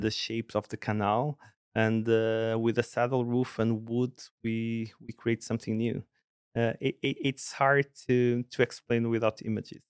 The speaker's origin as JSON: {"language": "English", "town": "Porto", "region": "Norte", "country": "Portugal", "tie": "born or raised there", "moved": "as an adult", "lives_now": "Sweden", "said": "I was based in, in in Porto, Portugal, in the in the north"}